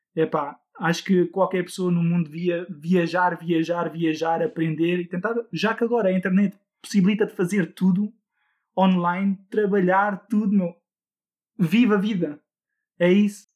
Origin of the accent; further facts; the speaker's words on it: Netherlands; eu também sou de um país nórdico, eu sou da Holanda, uh, é por isso o meu nome estrangeiro